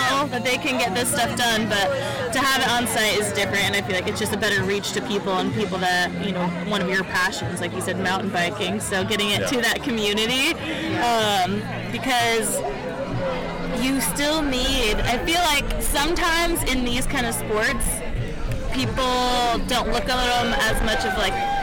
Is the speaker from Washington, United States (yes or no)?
yes; Tacoma, Washington, United States; now in Truckee, United States; I'm from Tacoma originally